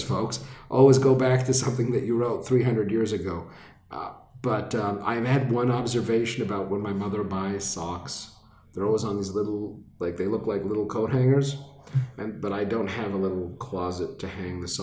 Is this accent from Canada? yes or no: yes; Laval, Quebec, Canada; I grew up in Laval